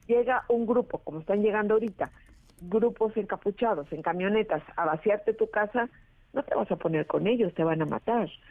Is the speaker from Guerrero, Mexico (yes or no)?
yes; Acapulco, Guerrero, Mexico; moved away as an adult; Muchísimos, muchísimos acapulqueños